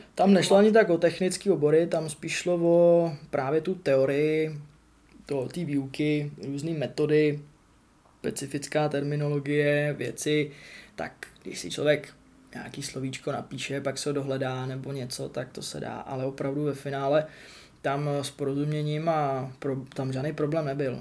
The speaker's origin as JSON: {"language": "Czech", "country": "Czechia", "first_language": "Czech", "moved": "as an adult", "lives_now": "England", "said": "jsem Čech"}